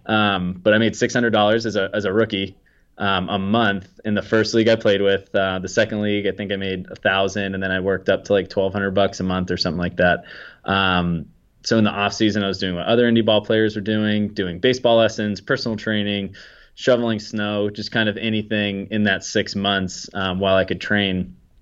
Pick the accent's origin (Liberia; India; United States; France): United States; Peabody, Massachusetts; also born or lived in Salem, Massachusetts; I'm from Peabody, Massachusetts, about twenty minutes north of Boston. Um, so, yeah, I grew up around here